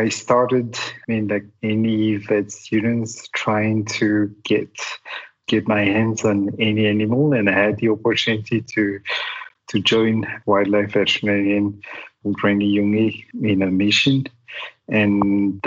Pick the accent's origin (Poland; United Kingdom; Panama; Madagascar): Madagascar; also born or lived in St. Louis, Missouri, United States / Montreal, Canada; I was born and raised here in Madagascar.